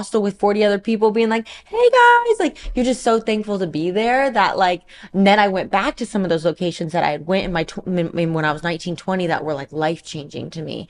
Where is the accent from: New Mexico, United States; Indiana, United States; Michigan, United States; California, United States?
California, United States; Central; moved away as an adult; also born or lived in Puerto Rico; now in Florida, United States; I'm from Central California